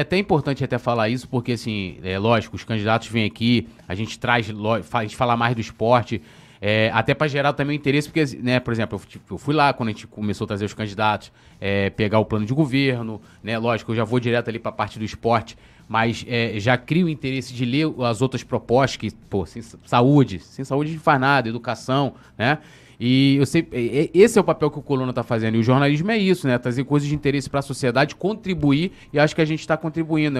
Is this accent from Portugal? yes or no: no; São Gonçalo, Rio de Janeiro, Brazil; também sou de São Gonçalo, e peguei a época do Brizolão